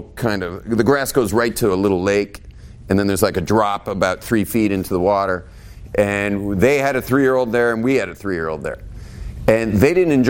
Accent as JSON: {"language": "English", "region": "West Coast", "country": "United States", "tie": "born or raised there", "also_born_or_lived": "Israel", "moved": "yes", "said": "I grew up on the West Coast."}